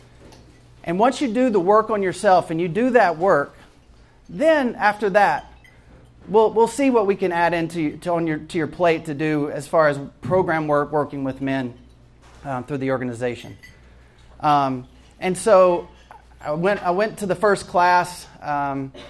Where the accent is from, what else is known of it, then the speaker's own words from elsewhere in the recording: Jackson, Mississippi, United States; moved away as an adult; also born or lived in Atlanta, Georgia; I actually grew up in Jackson, Mississippi